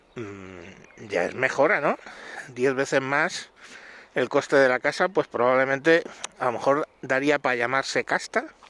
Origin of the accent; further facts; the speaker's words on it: Madrid, Community of Madrid, Spain; nací en Aluche, un barrio del Cinturón Rojo de Madrid